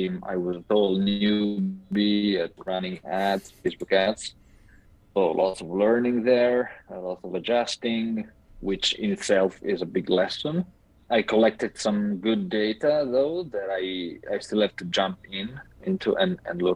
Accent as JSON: {"language": "English", "country": "Italy", "moved": "yes", "said": "I'm calling in from Italy, back home for a week"}